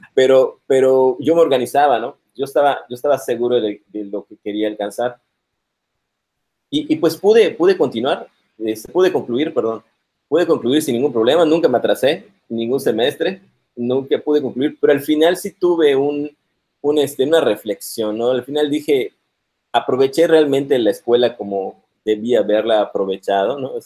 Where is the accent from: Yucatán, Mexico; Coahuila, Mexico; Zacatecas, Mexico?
Yucatán, Mexico; Mérida; moved away as an adult; also born or lived in Monterrey; Nací aquí en Mérida, Yucatán, en el 78.